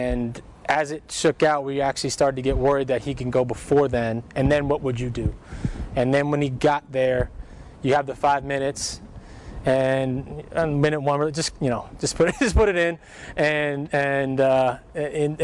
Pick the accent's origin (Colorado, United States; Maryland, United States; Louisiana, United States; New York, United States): New York, United States; New York City; moved away; my hometown, Brooklyn